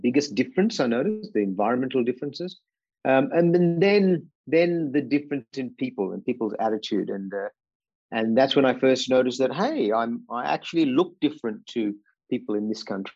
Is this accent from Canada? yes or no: no; Vypin, Kerala, India; now in Australia; I grew up in a beautiful part of India, and there's so many beautiful parts in India called Kerala, in particular a place called Vaipin